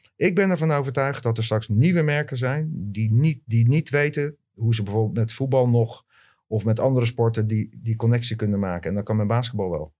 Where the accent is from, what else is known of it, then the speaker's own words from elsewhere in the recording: Leiden, South Holland, Netherlands; ik kom uit Leiden